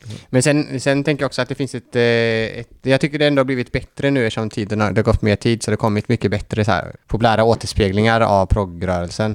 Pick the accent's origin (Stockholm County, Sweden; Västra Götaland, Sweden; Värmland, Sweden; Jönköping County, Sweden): Västra Götaland, Sweden; Gothenburg; jag är ju då från Göteborg.